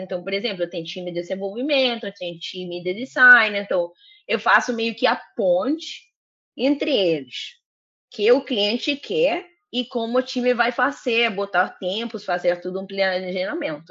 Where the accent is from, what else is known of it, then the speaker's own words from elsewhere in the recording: Colombia; Portuguese is a second language; moved away as an adult; now in Rio de Janeiro, Brazil; eu sou colombiana